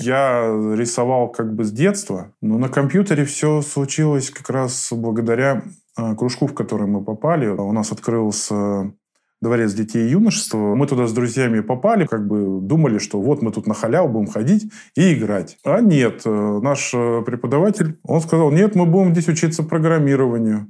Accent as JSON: {"language": "Russian", "town": "Liski", "region": "Voronezh Oblast", "country": "Russia", "tie": "born or raised there", "said": "Сам я из Воронежской области из города Лиски"}